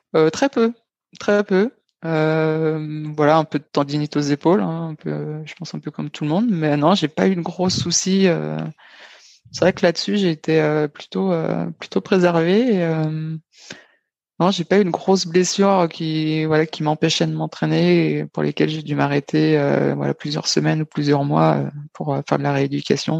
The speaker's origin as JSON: {"language": "French", "town": "Dijon", "region": "Bourgogne-Franche-Comté", "country": "France", "also_born_or_lived": "Nevers / Toulouse", "moved": "as an adult", "said": "j'étais originaire de Dijon, j'étais passé par Nevers, j'étais à ce moment-là, j'étais à Toulouse"}